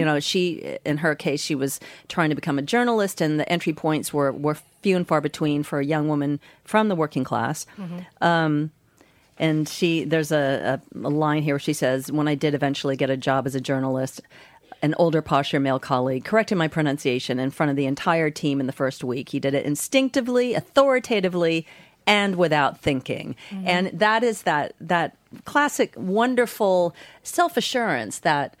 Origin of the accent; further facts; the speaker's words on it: United States; accent: American; moved away as an adult; also born or lived in Los Angeles, United States; now in London, United Kingdom; my own American accent